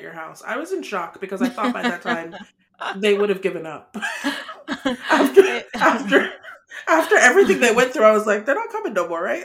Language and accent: English; Nigeria; we're Nigerian